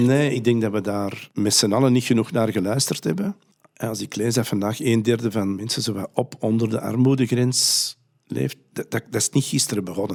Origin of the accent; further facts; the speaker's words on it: Antwerp, Flanders, Belgium; bij ons in Antwerpen